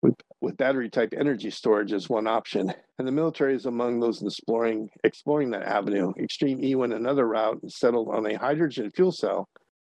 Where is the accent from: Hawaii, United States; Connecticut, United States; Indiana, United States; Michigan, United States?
Hawaii, United States; It's always been this way in my home state.